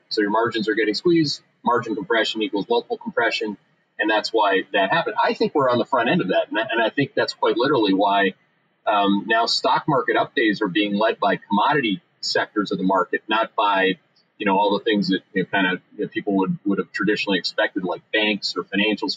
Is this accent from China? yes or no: no; Canada; moved away as an adult; now in United States; I came here in the 1990s. I'm a Canadian.